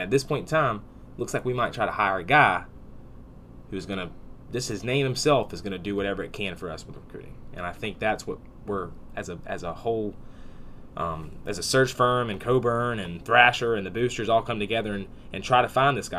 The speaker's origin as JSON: {"language": "English", "town": "Tallahassee", "region": "Florida", "country": "United States", "tie": "born or raised there", "said": "this is my hometown"}